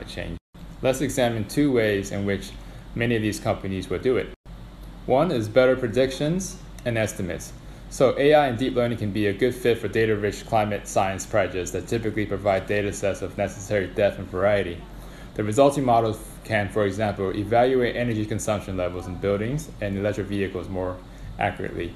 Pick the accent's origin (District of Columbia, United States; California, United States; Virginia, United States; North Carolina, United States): District of Columbia, United States; Washington; moved away as an adult; now in London, United Kingdom; I would travel from Washington, D.C., where I'm from, to Indiana